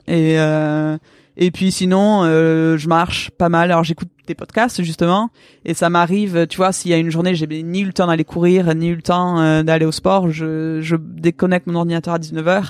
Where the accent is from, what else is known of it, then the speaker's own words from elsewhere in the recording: Pau, Nouvelle-Aquitaine, France; also born or lived in Vancouver; j'ai grandi à Pau